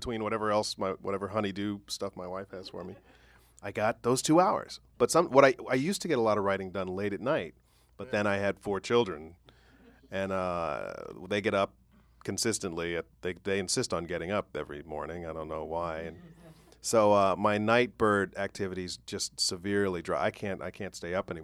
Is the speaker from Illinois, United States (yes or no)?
yes; Chicago, Illinois, United States; I grew up in Chicago